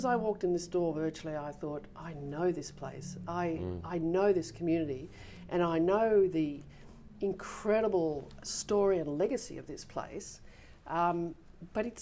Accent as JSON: {"language": "English", "town": "Sydney", "region": "New South Wales", "country": "Australia", "tie": "born or raised there", "said": "I was actually born in Manly"}